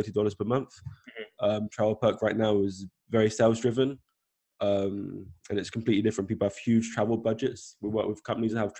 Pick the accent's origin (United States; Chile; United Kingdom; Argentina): United Kingdom; South West England; moved away; I'm originally from England, Southwest, like a small town that no one's probably heard of before